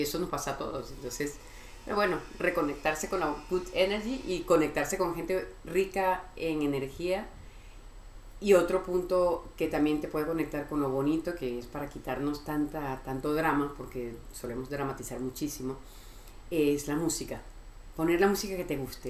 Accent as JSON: {"language": "Spanish", "country": "Venezuela", "also_born_or_lived": "Miami, United States", "moved": "yes", "lives_now": "Madrid, Spain", "said": "soy venezolana"}